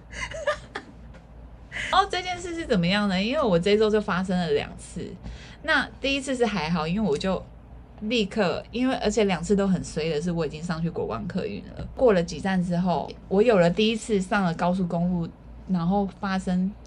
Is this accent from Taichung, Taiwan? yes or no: no; Keelung, Taiwan; 我本身是基隆人